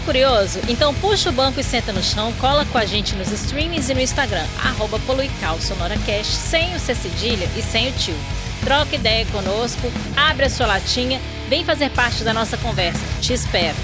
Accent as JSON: {"language": "Portuguese", "region": "Minas Gerais", "country": "Brazil", "moved": "yes", "lives_now": "Rio de Janeiro, Brazil"}